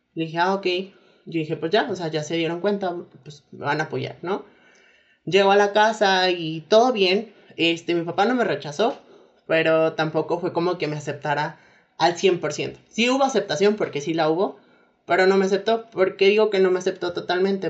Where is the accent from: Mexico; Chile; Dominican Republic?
Mexico; also born or lived in Saltillo, Coahuila; soy mexicana, como ya lo escucharon.